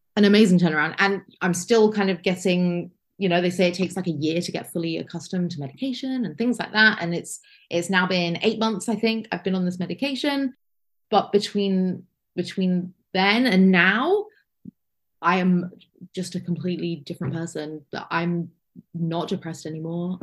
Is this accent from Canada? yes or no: no; United Kingdom; I'm lucky being from the United Kingdom